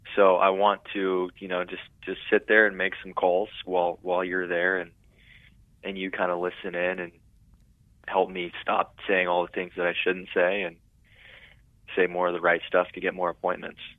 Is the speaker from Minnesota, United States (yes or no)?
no; Tulare, California, United States; now in San Luis Obispo, United States; that was my hometown